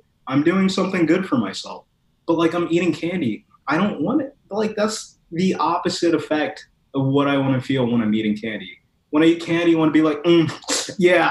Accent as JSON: {"language": "English", "region": "Midwest", "country": "United States", "moved": "yes", "lives_now": "Los Angeles, United States", "said": "I'm from the Midwest"}